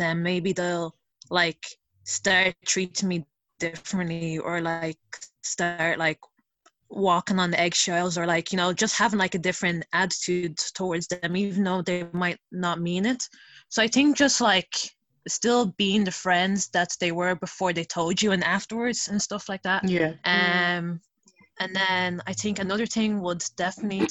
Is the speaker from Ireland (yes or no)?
yes; Dublin, Leinster, Ireland; I am Irish Nigerian, so I was born and raised in Dublin